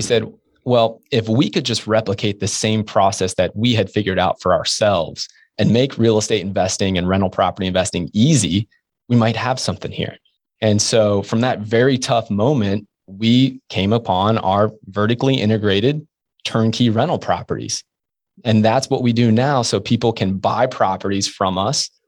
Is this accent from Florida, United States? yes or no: yes; Jacksonville, Florida, United States; I'm from Jacksonville, Florida